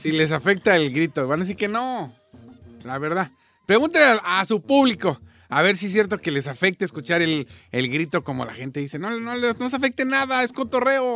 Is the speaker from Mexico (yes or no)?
yes; Mexico; yo soy mexicano